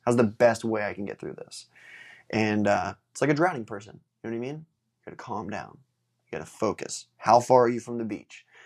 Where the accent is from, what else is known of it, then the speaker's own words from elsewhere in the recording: Space Coast, Florida, United States; in my hometown